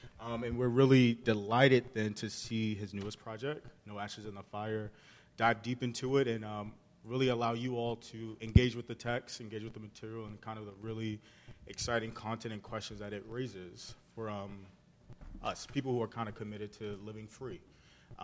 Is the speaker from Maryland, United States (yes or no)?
yes; Baltimore, Maryland, United States; moved away; I'm from Baltimore.